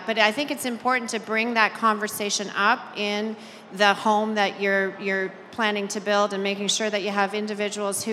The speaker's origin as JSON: {"language": "English", "country": "Canada", "said": "I'm Canadian"}